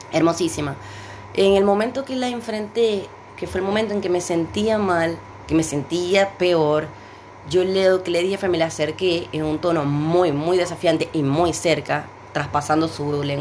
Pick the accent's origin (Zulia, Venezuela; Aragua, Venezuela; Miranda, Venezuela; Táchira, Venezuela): Zulia, Venezuela; Maracaibo; en una cafetería este, de Maracaibo, Venezuela, de donde vengo.